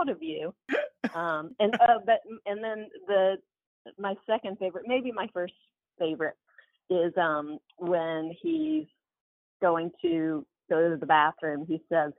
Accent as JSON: {"language": "English", "town": "Albany", "region": "Georgia", "country": "United States", "tie": "born or raised there", "moved": "yes", "lives_now": "New York, United States", "said": "we were all born in New York, but my dad's in textiles. And so he got offered a job in Albany, Georgia, which is called Albany, Georgia, home of …. We moved there in 1980, and so we grew up in the South"}